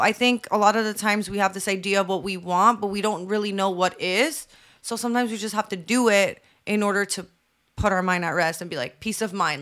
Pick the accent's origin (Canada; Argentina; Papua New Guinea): Canada; I hate being Canadian